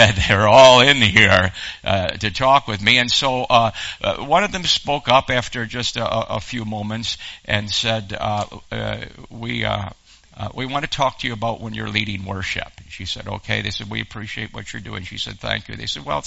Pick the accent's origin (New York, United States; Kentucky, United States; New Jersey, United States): New York, United States; Western; moved away as an adult; now in Texas, United States; I was raised in Western New York